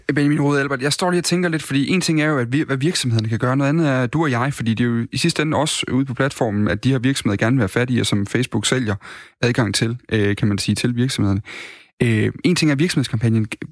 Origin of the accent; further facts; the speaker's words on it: Odense, Southern Denmark, Denmark; moved away as an adult; now in Aalborg, Denmark; Jeg kommer fra, jeg kommer fra Odense oprindeligt